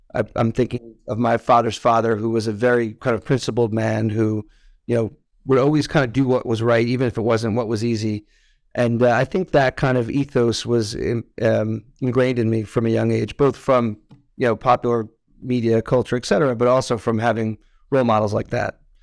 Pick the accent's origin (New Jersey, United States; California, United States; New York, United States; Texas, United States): New York, United States; Westchester; moved away as an adult; also born or lived in Israel; I grew up in, uh, Westchester, New York, which is a nice suburb of New York City